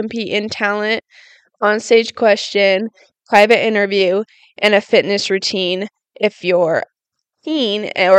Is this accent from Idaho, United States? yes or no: yes; Rigby, Idaho, United States; I grew up in Rigby, Idaho